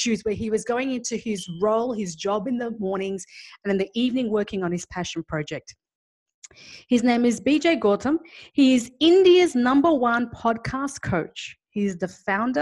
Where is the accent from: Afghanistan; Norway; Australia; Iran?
Afghanistan; I come from Afghanistan